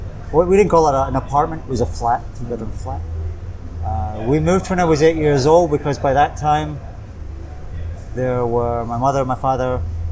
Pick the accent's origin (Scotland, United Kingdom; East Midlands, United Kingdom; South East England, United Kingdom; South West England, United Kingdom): Scotland, United Kingdom; Kilmarnock; moved away as an adult; also born or lived in Aberdeen / Singapore; now in Bangkok, Thailand; I grew up in a place called Kilmarnock in Scotland. Southwest Scotland, about 23 miles from Glasgow. Mm. Fairly small town, kind of light industry. Used to be a coal mining area.